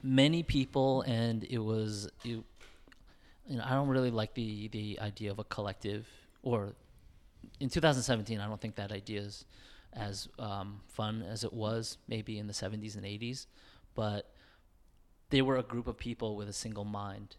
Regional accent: New York, United States; living in New York and growing up in New York

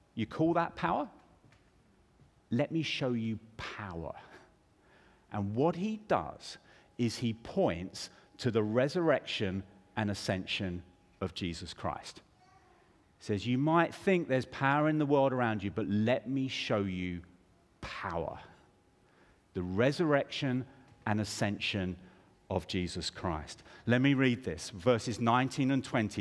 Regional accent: United Kingdom; I grew up in the United Kingdom

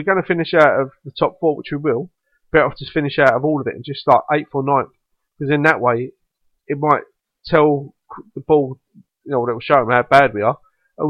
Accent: London, United Kingdom; accent: Cockney; I'm a Londoner.

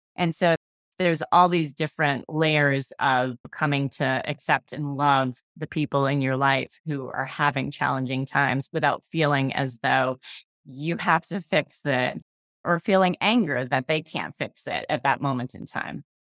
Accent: Massachusetts, United States; I was born and raised here

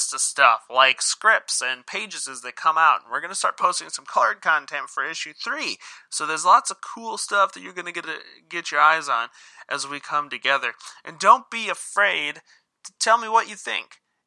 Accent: Sioux Falls, South Dakota, United States; I'm from Sioux Falls, South Dakota, which is the biggest city in our state

